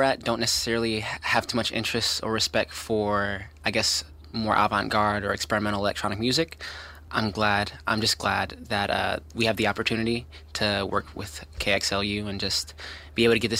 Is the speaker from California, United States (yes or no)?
yes; Los Angeles, California, United States; I'm from North Hollywood, California.